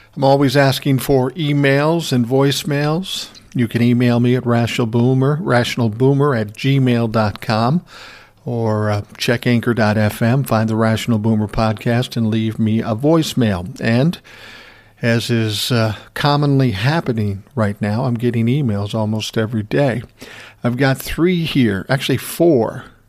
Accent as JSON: {"language": "English", "region": "Minnesota", "country": "United States", "tie": "born or raised there", "said": "I was born and raised in Minnesota"}